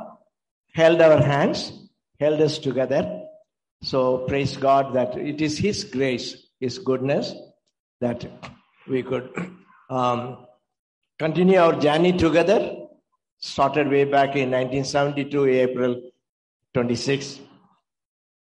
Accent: Tamil Nadu, India; moved away as an adult; now in North India; we came from South India. When we came, I was 31 years old

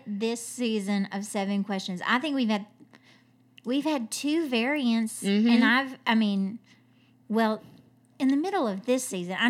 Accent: Kentucky, United States; I'm from Kentucky.

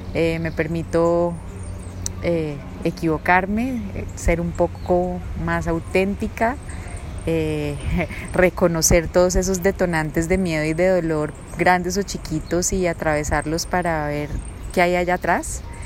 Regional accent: Bogotá, Colombia; also born or lived in Bucaramanga; nací en Bucaramanga, papás los dos bumangueses, muy chiquita me, fui a vivir a Bogotá porque trasladaron a mi papá desde el año y medio, entonces realmente soy bumanguesa pero muy muy arrolada, estudié todo mi colegio en Bogotá

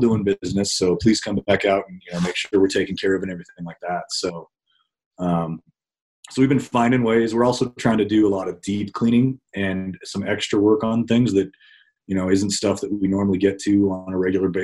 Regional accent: Northern Colorado, United States; I grew up in Northern Colorado

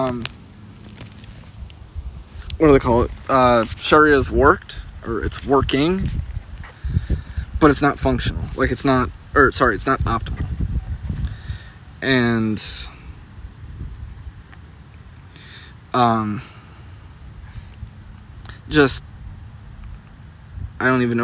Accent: United States; as an American

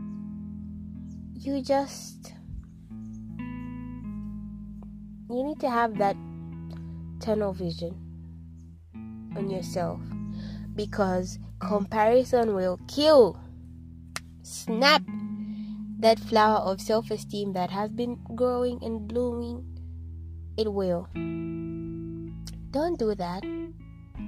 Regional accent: Zambia; I'm from Zambia

